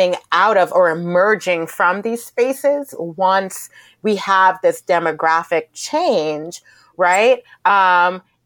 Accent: New York City, New York, United States; I'm a New Yorker.

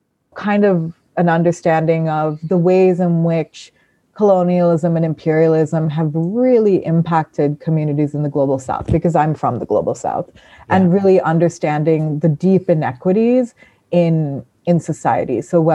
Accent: Sri Lanka; moved away as an adult; also born or lived in Thailand; now in United States; So I came to the US when I was 18 for university. I'm from Sri Lanka and Thailand. I sort of grew up between those two places

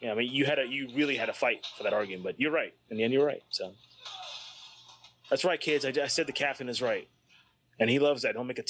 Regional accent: New Jersey, United States; I grew up in New Jersey

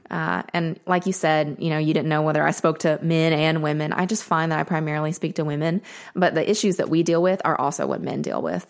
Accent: Murfreesboro, Tennessee, United States; also born or lived in Nashville; I grew up in Murfreesboro

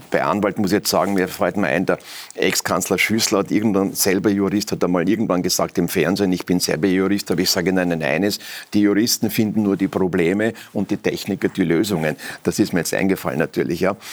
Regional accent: Germany; Ja, also jetzt, ich komme aus Deutschland und war eingeladen, schau mit uns zu.

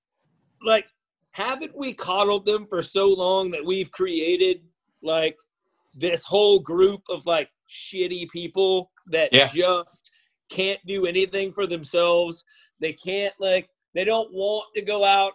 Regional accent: Northern Alabama, United States; I'm from Northern Alabama

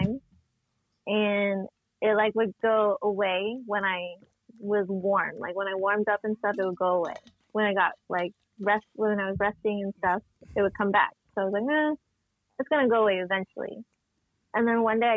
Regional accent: San Diego, California, United States; I'm grew up born and raised San Diego

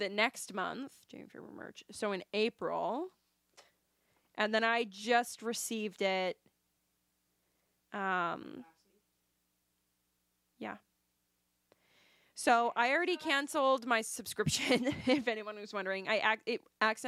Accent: Canada; we are Canadian

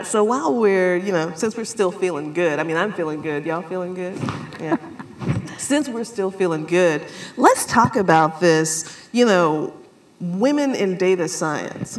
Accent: South Carolina, United States; moved away; I grew up in South Carolina

